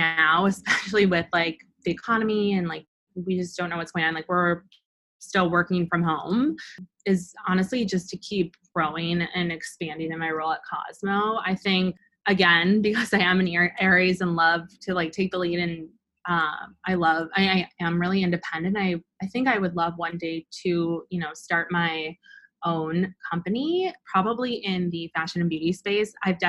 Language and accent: English; Midwest, United States; And then I think because I'm from the Midwest, like I feel like I'm nice.